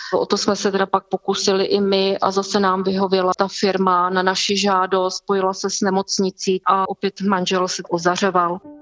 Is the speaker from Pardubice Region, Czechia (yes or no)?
yes; Vysoké Mýto, Pardubice Region, Czechia; jsem z Vysokého míta